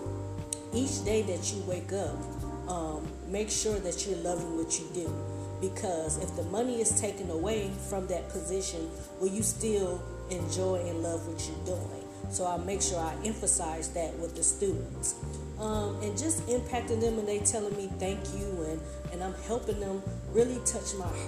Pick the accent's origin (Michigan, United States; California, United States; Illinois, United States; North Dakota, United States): Michigan, United States; Detroit; moved away as an adult; also born or lived in Ohio / Huntsville, Alabama; I am from Detroit, Michigan, a city girl who's moving down to Alabama to the south